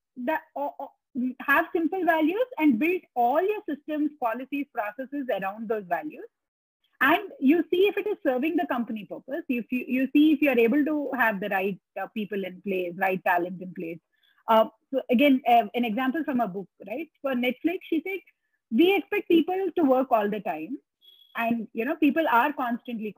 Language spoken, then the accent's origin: English; India